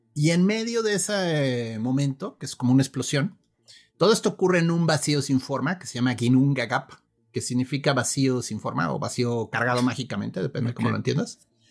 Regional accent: Mexico; yo soy de aquí de México

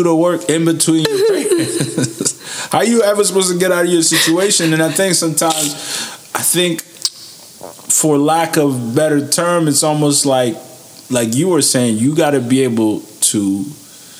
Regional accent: United States; also born or lived in Niger; I grew up in America

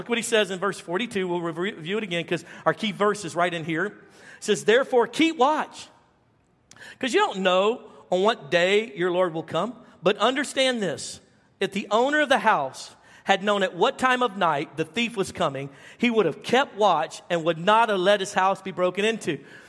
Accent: Baton Rouge, Louisiana, United States; also born or lived in Dallas; now in Arlington, United States; So I moved from Louisiana to Dallas almost 20 years ago, and to Arlington, Texas. And we came from Baton Rouge, Louisiana, which was the third most violent city per capita in the United States.

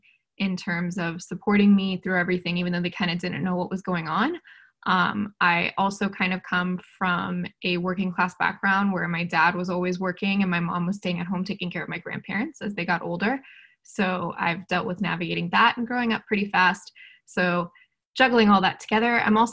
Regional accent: Hialeah, Florida, United States; American Muslim woman. My parents came to America. I was born and raised in Hialeah, Florida, so I also have a little bit of, you know, Latin culture influence into my life

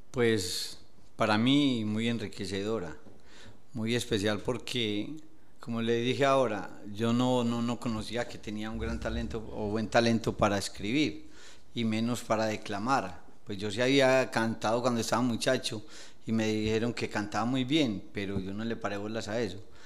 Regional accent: Medellín, Antioquia, Colombia; moved away as an adult; now in Villa del Rosario, Colombia; Yo soy de Medellín, Antioquia, de un barrio llamado Las Palmas

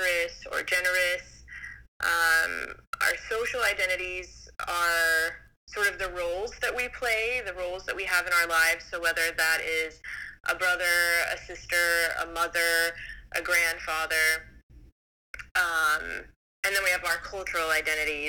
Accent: United States; also born or lived in Greece; I grew up in the United States

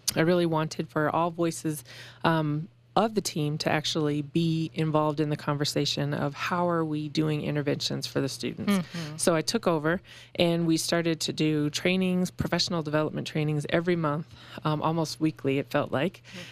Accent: Aurora, Colorado, United States; moved away as an adult; also born or lived in Western Illinois; I am from Colorado

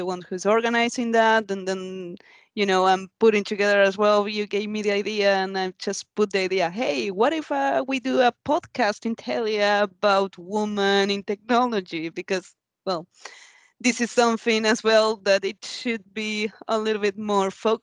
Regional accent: Argentina; now in Sweden; I come from another culture because I'm from Argentina

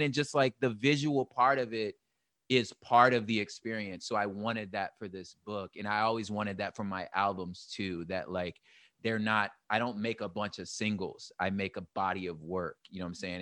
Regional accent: Los Angeles, California, United States; I'm from L

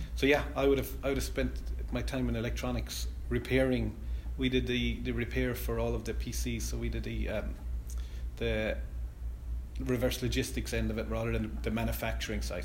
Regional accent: Clarecastle, Munster, Ireland; I'm from Clare Castle in Clare

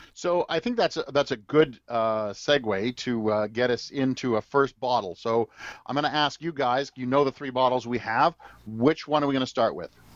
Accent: Edmonton, Alberta, Canada; I was born in Edmonton

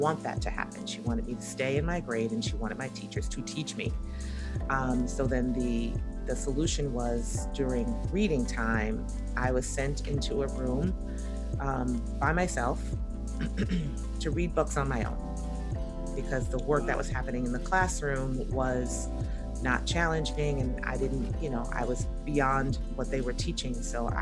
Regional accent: New York City, New York, United States; I grew up in Brooklyn, New York, and I grew up in the projects

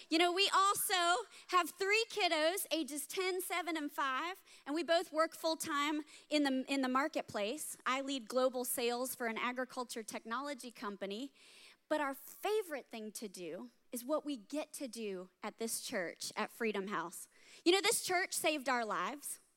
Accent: Germany; now in United States; I grew up in Germany, part of a military family, and so we never went on family vacations because we lived in a vacation destination. Like we traveled all around Europe on the weekends. So it wasn't until we moved back to the States

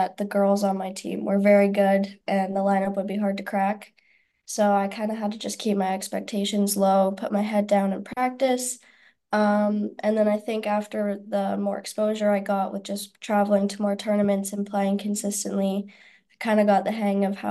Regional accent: Canada; moved away as an adult; I grew up in Canada.

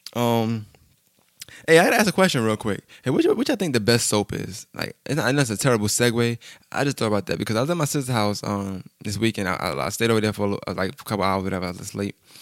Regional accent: New York, United States; I'm from New York.

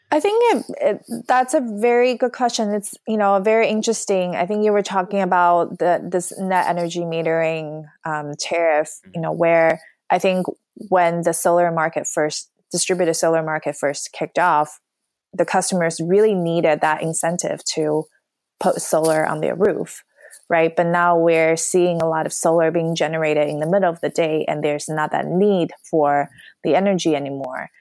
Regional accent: New York, United States; moved away as an adult; also born or lived in Los Angeles / San Francisco Bay Area; now in San Francisco, United States; I'm from New York

